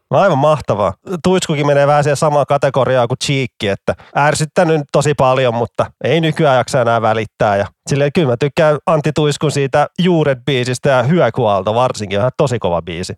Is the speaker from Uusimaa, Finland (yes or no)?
yes; Vantaa, Uusimaa, Finland; Mä oon ylpeä vantaalainen